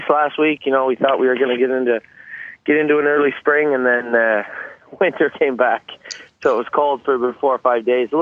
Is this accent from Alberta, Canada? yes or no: no; Prince Edward Island, Canada; moved away as an adult; now in Campbellville, Canada; I was born and raised in Prince Edward Island